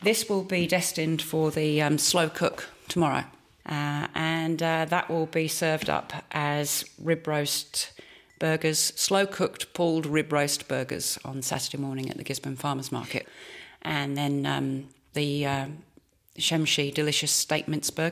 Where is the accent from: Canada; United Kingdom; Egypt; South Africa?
United Kingdom; St Albans, East of England; moved away as an adult; now in New Zealand; I was born in St Albans, which is 20 minutes north of London